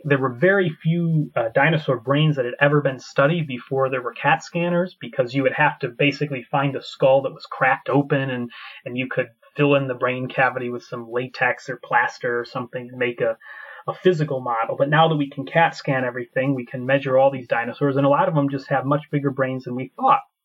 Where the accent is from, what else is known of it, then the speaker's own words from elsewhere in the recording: United States; moved away as an adult; also born or lived in Scotland; now in Edinburgh, United Kingdom; I'm from America originally, but I moved to Scotland uh, about seven years ago